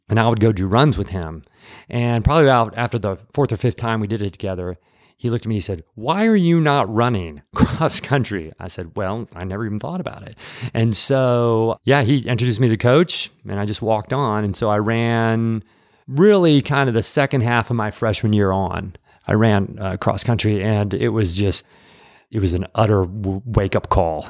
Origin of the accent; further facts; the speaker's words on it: Peoria, Illinois, United States; moved away as an adult; also born or lived in Atlanta, Georgia; now in Nashville, United States; I'm from the Midwest. from central Illinois, Peoria, Illinois